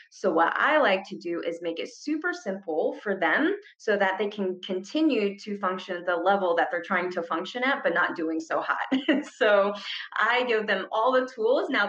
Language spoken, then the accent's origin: English; Ohio, United States; moved away as an adult; now in Arizona, United States; So I came here from Ohio to go to school and I just never left. And I just absolutely love it in Arizona.